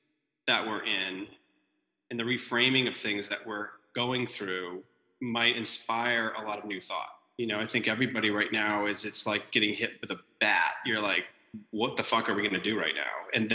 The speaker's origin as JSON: {"language": "English", "region": "Texas", "country": "United States", "tie": "born or raised there", "also_born_or_lived": "East Coast / Massachusetts", "said": "I was born on the East Coast, then went to Texas for a long time, and then moved, moved back to just outside Boston."}